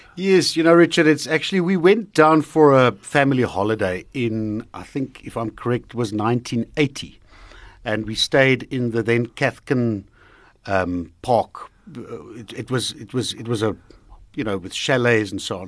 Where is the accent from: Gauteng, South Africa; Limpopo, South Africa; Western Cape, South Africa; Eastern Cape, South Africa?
Gauteng, South Africa; Heidelberg; also born or lived in Drakensberg; That's where I come from. That's where I grew up. Uh, partly grew up in the Drakensberg, uh, but most of the time, Heidelberg. That's my hometown.